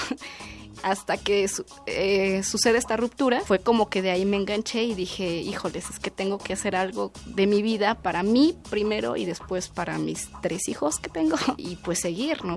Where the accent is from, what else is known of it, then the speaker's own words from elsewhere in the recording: Mexico City, Mexico; Yo soy originaria de Milpa Alta, que es uno de los pueblos del sur de la Ciudad de México